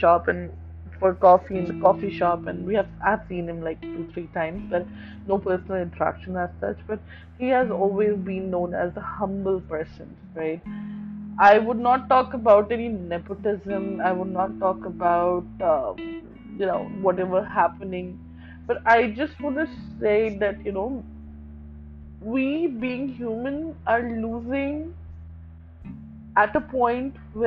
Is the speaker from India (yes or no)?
yes; New Delhi, Delhi, India; I'm from New Delhi